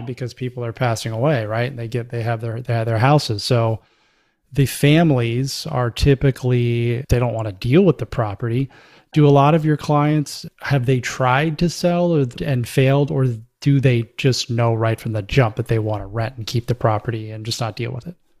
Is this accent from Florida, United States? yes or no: yes; Florida, United States; I grew up in the Southeast. I grew up in Florida.